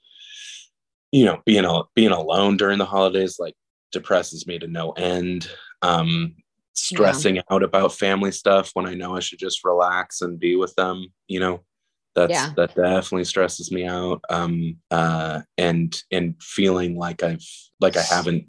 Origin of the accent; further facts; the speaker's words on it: Lake Oswego, Oregon, United States; also born or lived in Austin, Texas; my hometown, which is Portland, which is like Oswego